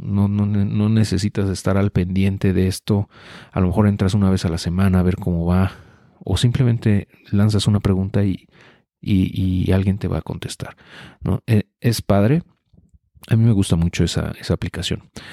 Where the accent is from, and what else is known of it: Mexico